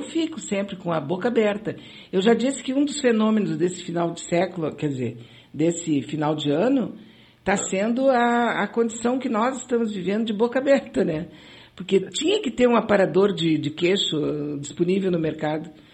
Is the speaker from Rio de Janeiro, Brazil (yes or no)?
no; São Leopoldo, Rio Grande do Sul, Brazil; Era uma coisa bem da minha infância em São Leopoldo. Acabei de me lembrar aqui um pouco do meu, do meu passado leopoldense